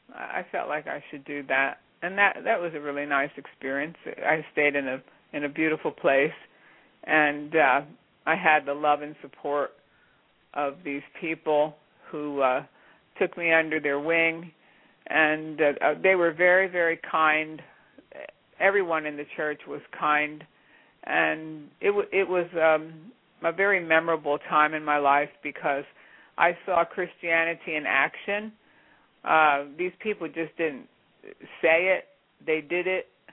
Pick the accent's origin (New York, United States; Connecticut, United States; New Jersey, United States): New Jersey, United States; moved away as an adult; also born or lived in Pittsburgh, Pennsylvania / Redstone, Colorado; I was born and raised in New Jersey